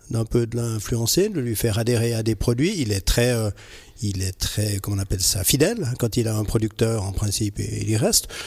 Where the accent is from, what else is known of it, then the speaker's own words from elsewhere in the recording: Switzerland; en tant que Suisse alémanique